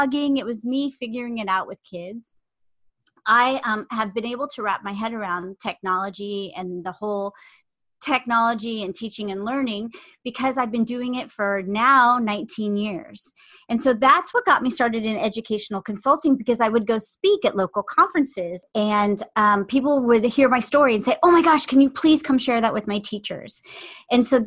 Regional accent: Southern California, United States; I grew up in Southern California

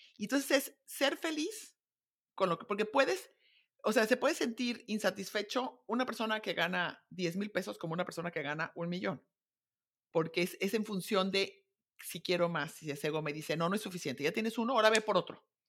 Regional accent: Guadalajara, Jalisco, Mexico; moved away as an adult; also born or lived in Zamora / United States / Munich; me casé de 20, me fui a vivir fuera de, de Guadalajara, a Zamora

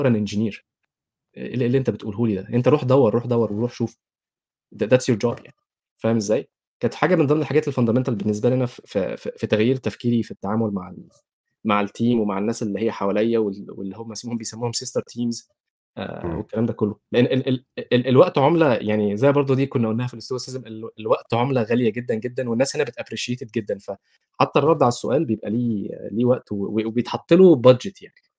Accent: Egypt; moved away as an adult; انا جاي من مصر

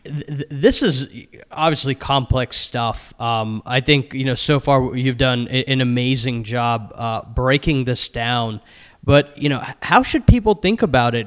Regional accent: Maryland, United States; my home state of Maryland

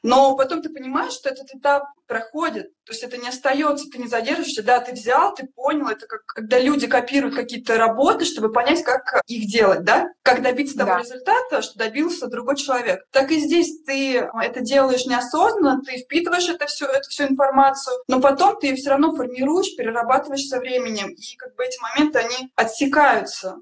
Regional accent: Siberia, Russia; moved away as an adult; now in Moscow, Russia; я родилась в Сибири

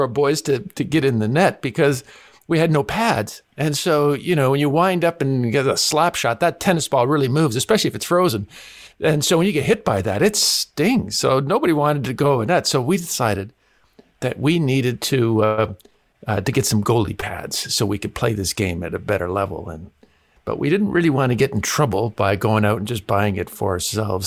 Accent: Canada; growing up in Canada

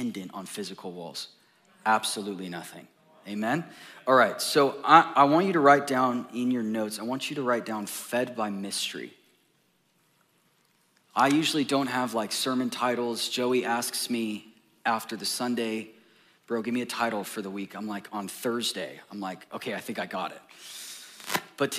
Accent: Orange County, California, United States; now in Texas, United States; I come from Orange County, California

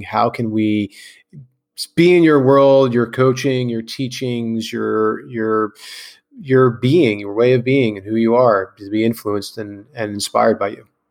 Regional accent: Clark, New Jersey, United States; I grew up in Clark, New Jersey, which is like the neighboring town

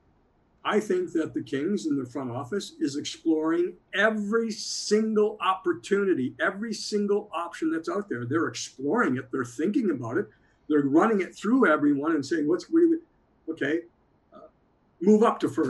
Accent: Coniston, Ontario, Canada; I grew up 8 miles outside of Sudbury in a small town called Coniston

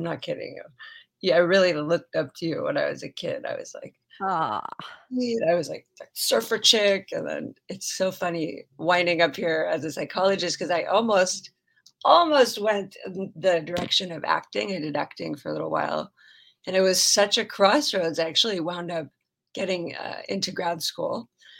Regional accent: Palos Verdes, California, United States; I grew up in Palos Verdes.

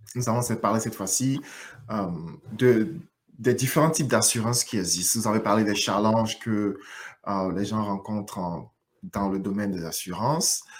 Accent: Côte d’Ivoire; dont je viens aussi d'ailleurs

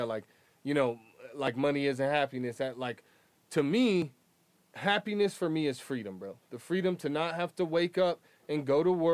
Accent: Boulder, Colorado, United States; growing up, like, where I came from, again, in Boulder

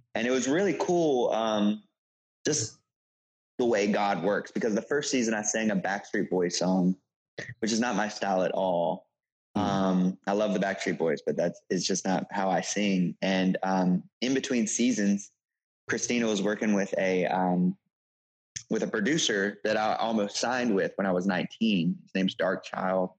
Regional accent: Shreveport, Louisiana, United States; moved away as an adult; also born or lived in Los Angeles, California; now in New York City, United States; I'm from Shreveport, Louisiana. Uh, grew up there, uh, pastor's kid

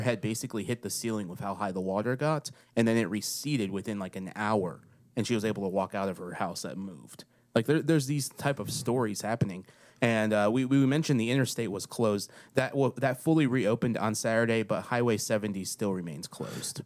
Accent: Waverly, Tennessee, United States; moved away; My hometown

